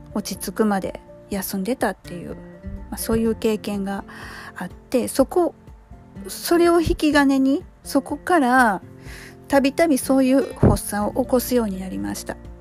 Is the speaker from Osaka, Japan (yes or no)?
yes; Osaka, Japan; これ大阪人なんでね